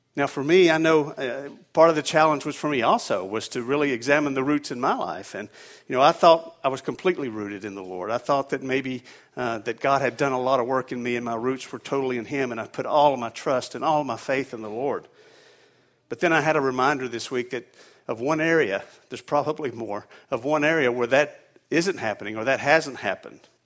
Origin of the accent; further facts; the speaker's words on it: the South, United States; now in New England, United States; I'm originally from the South, and we don't get these cold temperatures down there